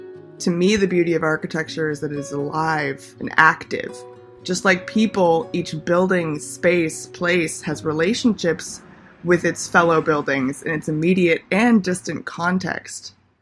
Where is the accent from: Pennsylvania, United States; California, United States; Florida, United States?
California, United States; Los Angeles; Growing up in Los Angeles, I've always been surrounded by stereotypes, norms.